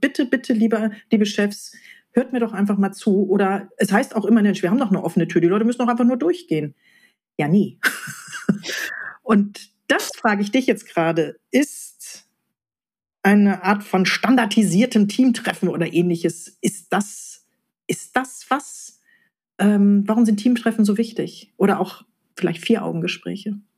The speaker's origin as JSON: {"language": "German", "area": "Ruhr area", "region": "North Rhine-Westphalia", "country": "Germany", "said": "wir im Ruhrgebiet"}